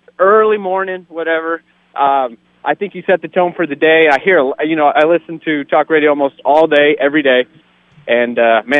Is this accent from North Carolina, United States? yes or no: no; California, United States; I'm a transplant from California, so I don't know.